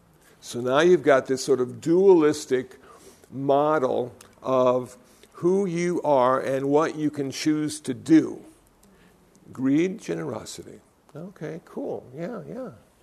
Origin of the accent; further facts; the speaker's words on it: Iowa, United States; also born or lived in Phoenix, Arizona; I came from Iowa. I was a Lutheran. I lived in Phoenix, Arizona.